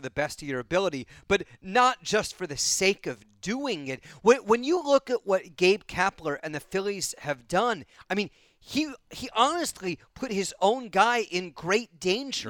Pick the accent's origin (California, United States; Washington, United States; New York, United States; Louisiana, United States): California, United States; Bay Area; moved away; I grew up in the Bay Area, the Oakland Coliseum and Candlestick Park.